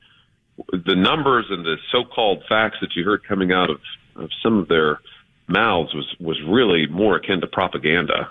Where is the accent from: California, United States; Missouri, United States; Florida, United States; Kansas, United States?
Missouri, United States; my home state of Missouri